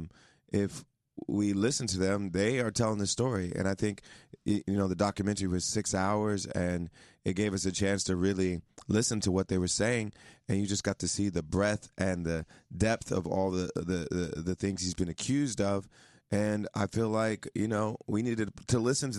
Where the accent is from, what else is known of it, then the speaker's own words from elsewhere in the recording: Ohio, United States; moved away as an adult; now in New York, United States; I performed at many weddings when I was a teenager and growing up in Ohio